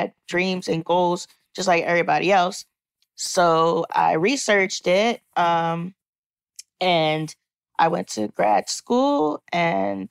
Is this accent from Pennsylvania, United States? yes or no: yes; Philadelphia, Pennsylvania, United States; I'm from Philly, from Germantown, Philadelphia. I grew up going to a school for kids with physical disabilities in Philly